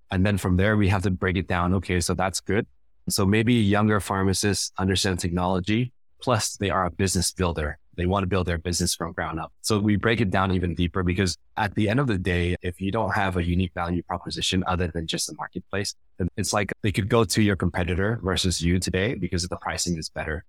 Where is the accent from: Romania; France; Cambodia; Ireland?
Cambodia; moved away; also born or lived in United States; I've been back to Cambodia now, to my home country, for over ten years